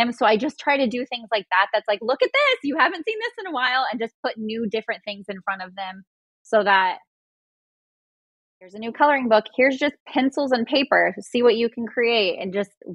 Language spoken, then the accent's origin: English; Inland Empire, California, United States; I grew up like in the Inland Empire.